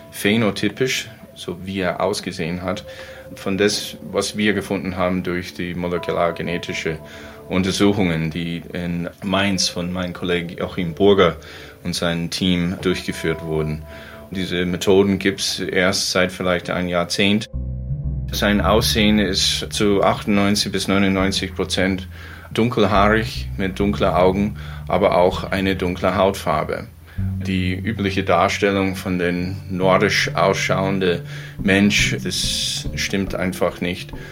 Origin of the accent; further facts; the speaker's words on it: United States; Ich stamme persönlich aus den USA, da wo ich geboren und aufgewachsen bin.